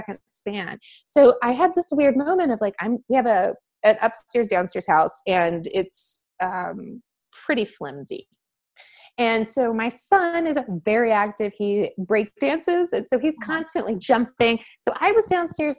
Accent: Southwest Georgia, United States; now in Boise, United States; I grew up in Southwest Georgia

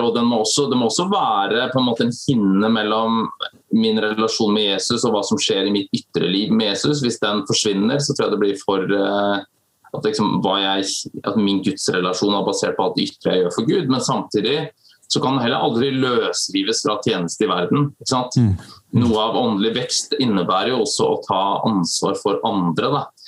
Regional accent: Skien, Telemark, Norway; also born or lived in Stavanger / United States; født og oppvokst i Skien, bor i Skien

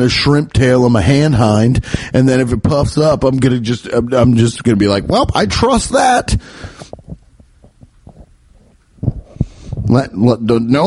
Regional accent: Midwest, United States; my Midwestern palate

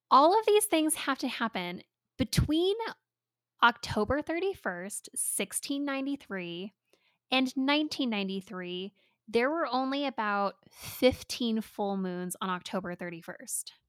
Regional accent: California, United States; now in Colorado, United States; as a California transplant into Colorado, people don't really seem that impressed that I'm from California

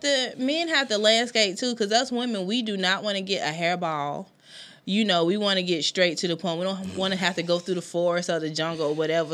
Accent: Anderson, South Carolina, United States; moved away as an adult; also born or lived in Florida; now in Greenville, United States; I'm originally from Anderson. And then when I came up here to Greenville

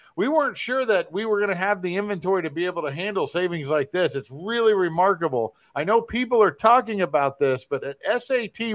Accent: Kansas City, United States; I'm from Kansas City

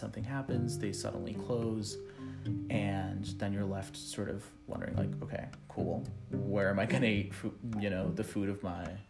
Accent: South Florida, United States; moved away as an adult; also born or lived in Venezuela; now in Chicago, United States; I was also raised in South Florida, in a prevalently white American community of like 50 miles north from Miami.

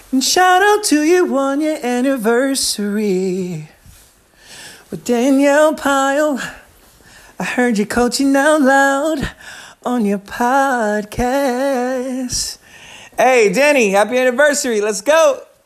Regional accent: Philippines; I'm from Philippines

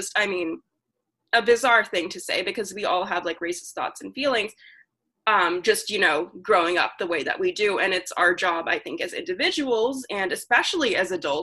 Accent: the South, United States; Growing up in the South

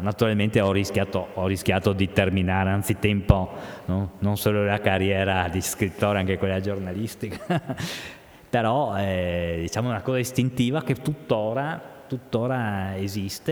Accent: Trieste, Friuli-Venezia Giulia, Italy; moved away as an adult; also born or lived in Mestre; now in Udine, Italy; io sono un triestino atipico, eh, l'ho sempre detto, perché avendo la mamma di Bologna

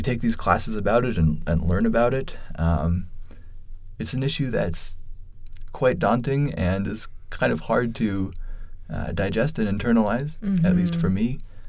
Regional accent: Minneapolis, Minnesota, United States; moved away as an adult; now in Omaha, United States; I'm originally from Minneapolis, Minnesota. And I grew up just outside of Minneapolis, actually

